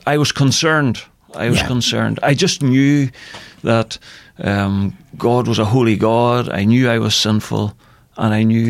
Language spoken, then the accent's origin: English; Northern Ireland, United Kingdom; I was brought up in a Christian home. You'll get by my accent, I'm from Northern Ireland.